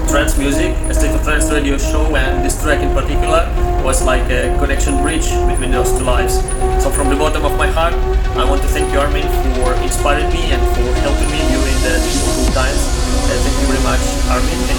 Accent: Ukraine; I'm from Ukraine

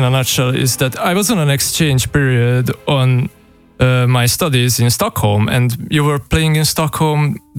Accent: Budapest, Hungary; I came from Budapest.

